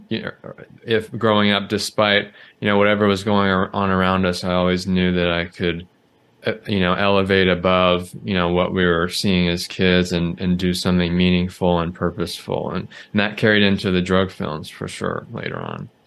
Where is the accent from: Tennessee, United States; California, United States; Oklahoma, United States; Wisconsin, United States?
California, United States; Southern; I grew up in Southern California